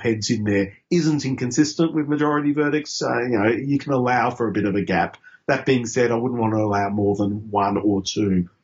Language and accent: English; Queensland, Australia; I grew up in Queensland under Joe Bjelke-Petersen